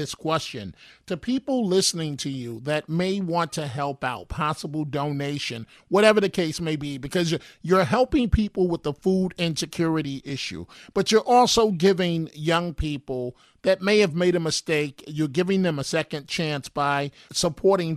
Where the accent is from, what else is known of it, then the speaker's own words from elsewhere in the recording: New York City, New York, United States; my life, growing up in New York City